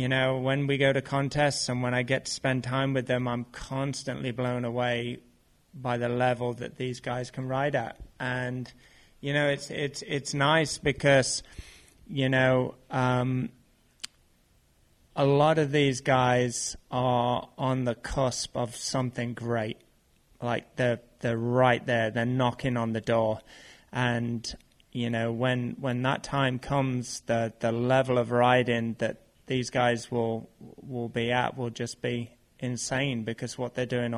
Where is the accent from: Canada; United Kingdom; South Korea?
United Kingdom; for me being in BMX and being a British athlete.